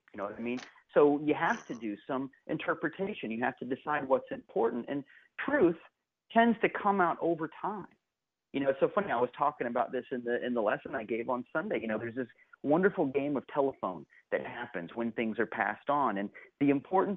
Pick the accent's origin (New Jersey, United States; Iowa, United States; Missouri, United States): Missouri, United States; Kansas City; now in St. Petersburg, United States; I was born in Kansas City. My mom and dad were working at Unity Village. And so the first home I ever knew was on the grounds of the village